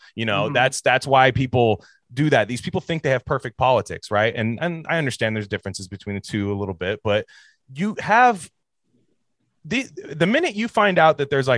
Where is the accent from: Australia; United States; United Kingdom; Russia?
United States; Bay Area, California; I grew up in the Bay Area and still am here